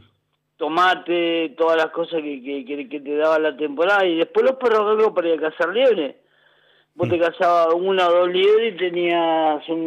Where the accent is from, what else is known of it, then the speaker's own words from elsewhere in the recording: Bransen, Argentina; also born or lived in Figuera; me gustaría morir ahí en Figuera, en mi pueblo, en mi pueblo costero de pero Bransen es el lugar que tengo de, de amistades, de amigos, de, todas las cosas que me han pasado en mi infancia, en mi niñez, están acá.